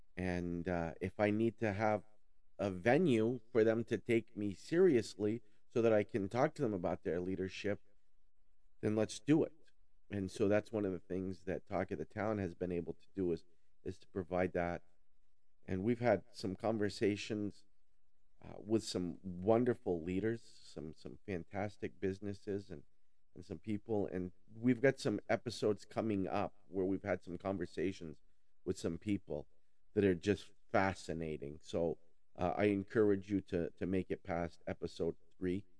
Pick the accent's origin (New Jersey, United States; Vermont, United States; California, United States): Vermont, United States; Newport; I'm from Newport. I grew up in the Northeast Kingdom of Vermont